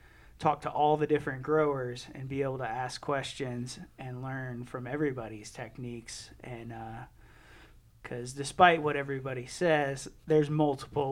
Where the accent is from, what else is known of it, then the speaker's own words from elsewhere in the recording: Birmingham, Alabama, United States; moved away as an adult; also born or lived in Auburn, Alabama; now in Colorado, United States; I'm from Birmingham, Alabama.